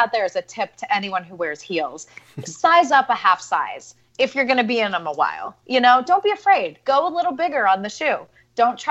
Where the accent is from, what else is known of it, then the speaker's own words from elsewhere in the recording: Central Ohio, United States; I grew up in Central Ohio